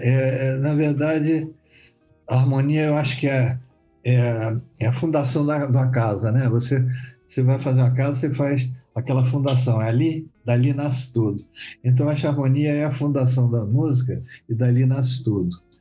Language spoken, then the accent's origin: Portuguese; Rio de Janeiro, Brazil; also born or lived in Vitória, Espírito Santo; eu vim muito cedo para o Rio, só vim com três anos de idade, né? Então eu, eu falo, eu sou carioca, na verdade, mas adoro minha terra